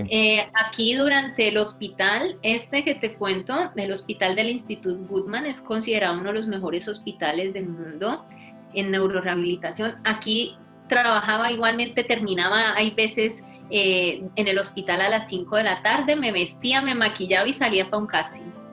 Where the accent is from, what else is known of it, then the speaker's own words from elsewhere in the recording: Buga, Valle del Cauca, Colombia; moved away as an adult; also born or lived in Buenos Aires, Argentina / Popayán, Colombia / Madrid, Spain; now in Catalonia, Spain; soy del Valle del Cauca, de Buga, y en este momento vivo en Cataluña.